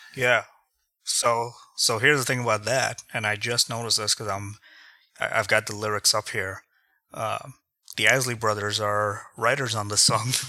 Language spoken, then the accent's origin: English; Toronto, Ontario, Canada; moved away as an adult; also born or lived in India; now in Grand Rapids, United States; growing up in India and then growing up in Canada